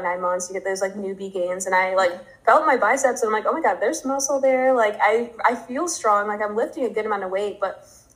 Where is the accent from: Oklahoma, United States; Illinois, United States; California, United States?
Illinois, United States; Chicago; moved away as an adult; now in Arizona, United States; I'm originally from Chicago. So I went back home to Chicago for COVID